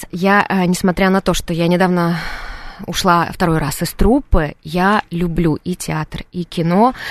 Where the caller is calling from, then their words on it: Moscow, Russia; я из Москвы.